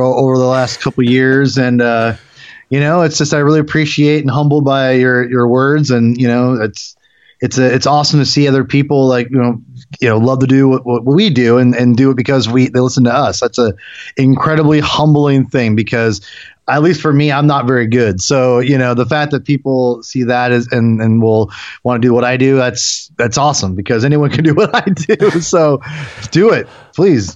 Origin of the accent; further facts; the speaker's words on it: Western Washington, United States; also born or lived in Seattle; I grew up in Washington, uh, Western Washington, and I, I, you know, I pretty much lived in Seattle the last, for the most part, since 2005